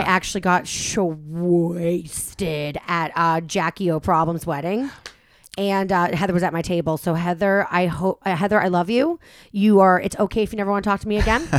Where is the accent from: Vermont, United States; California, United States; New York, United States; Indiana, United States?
California, United States; Los Angeles; I live here, this is my hometown, I'm from here